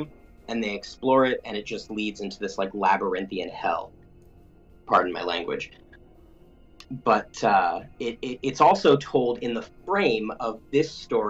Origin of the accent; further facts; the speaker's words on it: Connecticut, United States; I grew up in Connecticut, and that's where they were based